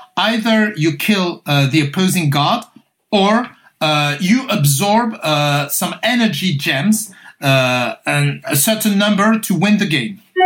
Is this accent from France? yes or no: yes; Paris, Île-de-France, France; I grew up in France, so I'm, i was born in Paris. I'm French.